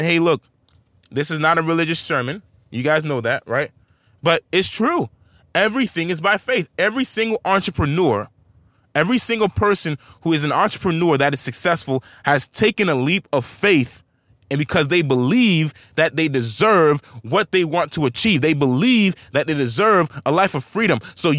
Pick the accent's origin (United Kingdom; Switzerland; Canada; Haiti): Haiti; Saint-Marc, Artibonite; now in United States; I'm not even born here, guys. I'm from St. Mark Haiti, a land where there's little to no opportunity compared to America.